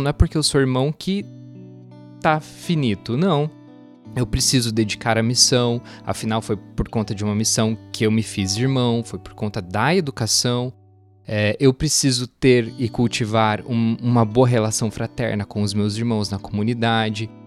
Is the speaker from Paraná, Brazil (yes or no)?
yes; Doutor Camargo, Paraná, Brazil; moved away; Doutor Camargo, que é a minha cidade natal